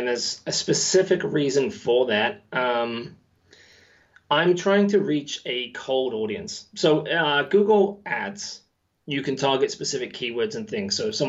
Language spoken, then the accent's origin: English; West Midlands, United Kingdom; now in New Zealand; As you said, Englishman, living in New Zealand, my accent is all over the place now. originally from the West Midlands, so that accent is not there, although I can do it if need be.